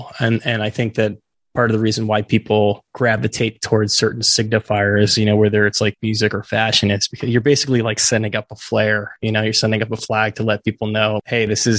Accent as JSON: {"language": "English", "region": "Northern California", "country": "United States", "tie": "born or raised there", "said": "I'm from California. I'm from up north, but I basically like stayed. I was in the same town growing up"}